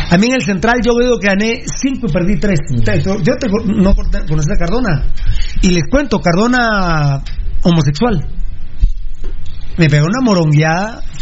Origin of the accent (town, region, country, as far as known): Guatemala